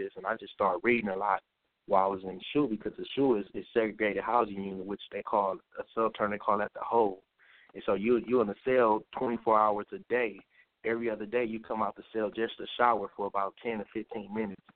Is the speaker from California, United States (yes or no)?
yes; Los Angeles, California, United States; I'm from Los Angeles, California.